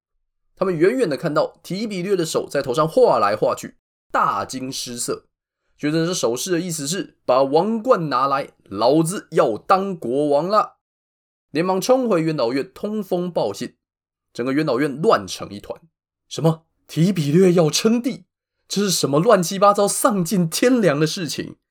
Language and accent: Chinese; Taiwan; 身为台湾人，一定知道最容易出事情就是投票日当天。